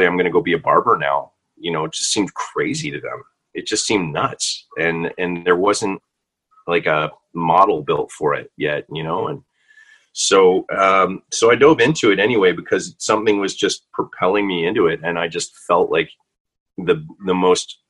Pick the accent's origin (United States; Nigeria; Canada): Canada; also born or lived in Vancouver; being Canadian